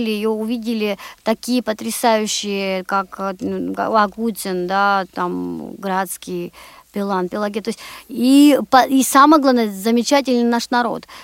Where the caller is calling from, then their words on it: Moscow, Russia; Да, я звоню из Москвы